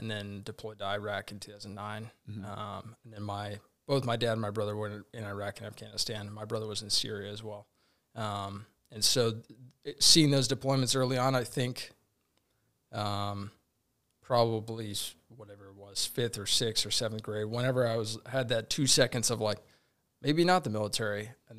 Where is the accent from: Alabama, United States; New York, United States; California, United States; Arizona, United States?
Arizona, United States; Tucson; also born or lived in Portland, Oregon / Albuquerque, New Mexico; I was born in Portland, Oregon, and then really raised in New Mexico, in Albuquerque, New Mexico, and Tucson, Arizona.